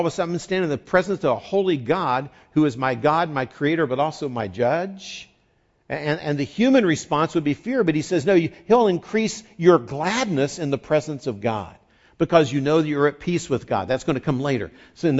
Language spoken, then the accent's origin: English; West Virginia, United States; moved away; I grew up in West Virginia